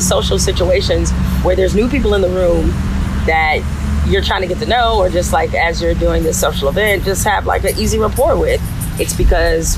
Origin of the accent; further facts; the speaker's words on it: Detroit, Michigan, United States; growing up in Detroit, you know, Canada is right across the river